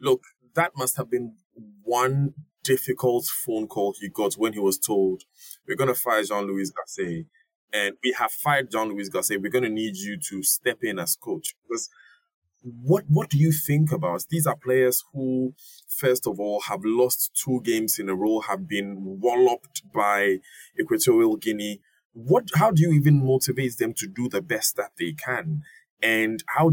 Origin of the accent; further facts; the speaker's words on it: Ghana; as a Ghanaian